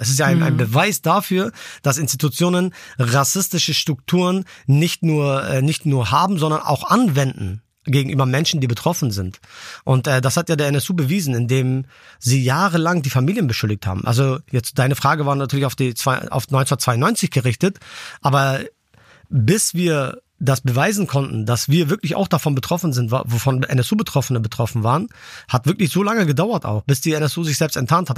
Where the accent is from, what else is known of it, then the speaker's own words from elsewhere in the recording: Schleswig-Holstein, Germany; Ich bin hier geboren, ich bin hier aufgewachsen in Deutschland.